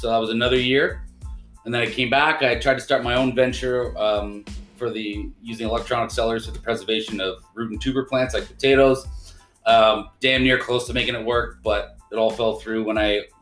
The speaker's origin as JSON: {"language": "English", "town": "Ottawa", "region": "Ontario", "country": "Canada", "tie": "born or raised there", "said": "Born and raised in Ottawa"}